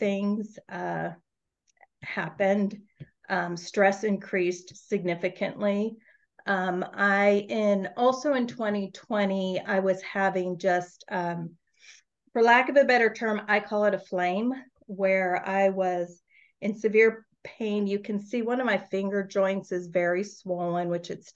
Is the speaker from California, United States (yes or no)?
yes; Northern California, United States; I'm from Northern California